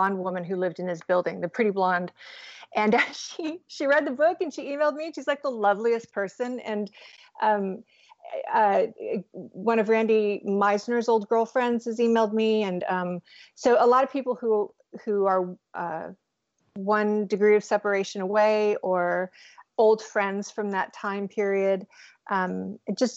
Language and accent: English; San Diego, California, United States; growing up in San Diego